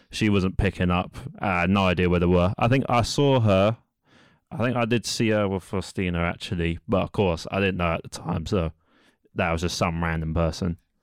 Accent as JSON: {"language": "English", "region": "London", "country": "United Kingdom", "said": "I'm from East London, which I'm sure you all know is in England"}